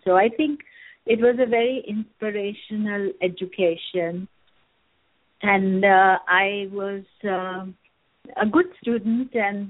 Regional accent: New Delhi, Delhi, India; now in San Francisco, United States; I was born in India many, many years ago.

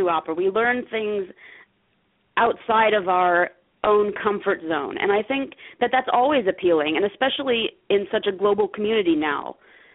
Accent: Selinsgrove, Pennsylvania, United States; I grew up in Selins Grove, Pennsylvania, and that's the town where Susquehanna University has its campus

